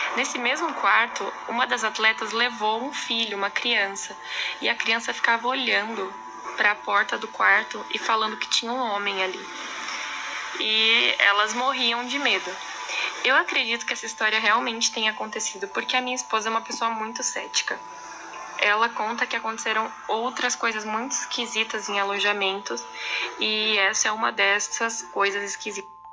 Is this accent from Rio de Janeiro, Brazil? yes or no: no; São Paulo, Brazil; moved away as an adult; now in Araçatuba, Brazil; E eu sou de São Paulo, mas moro em Aracatuba faz uns anos já